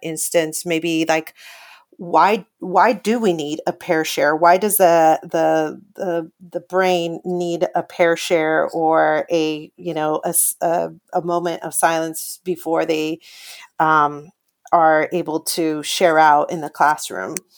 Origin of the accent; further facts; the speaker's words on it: Paramount, California, United States; I grew up in that same area. I grew up in Paramount, right next to Lakewood in Long Beach